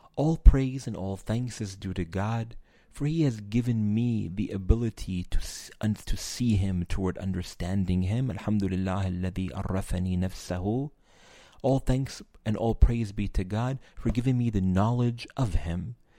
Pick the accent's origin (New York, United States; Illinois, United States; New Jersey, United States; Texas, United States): New York, United States; New York City; I'm from New York City